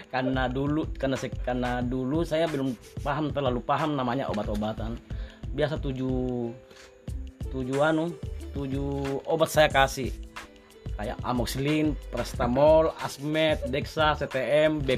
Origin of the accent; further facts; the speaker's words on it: Campalagian, West Sulawesi, Indonesia; ada yang mempercaya saya orang Campalagian